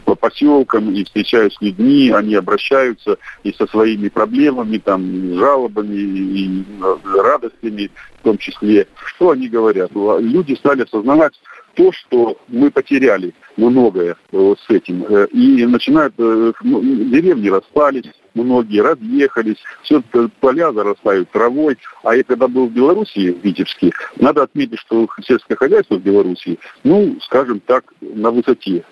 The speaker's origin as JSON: {"language": "Russian", "town": "Tevriz", "region": "Omsk Oblast", "country": "Russia", "tie": "born or raised there", "moved": "yes", "lives_now": "Omsk, Russia", "said": "я родился в Севризе, а проживаю в Омске"}